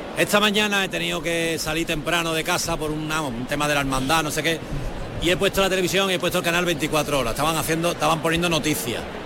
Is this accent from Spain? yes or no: yes; Seville, Andalusia, Spain; siendo sevillano